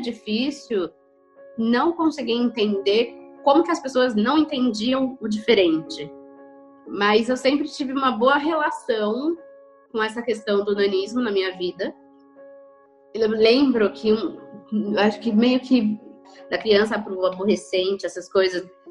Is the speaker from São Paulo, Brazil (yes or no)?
yes; São Paulo, Brazil; eu sou de São Paulo, capital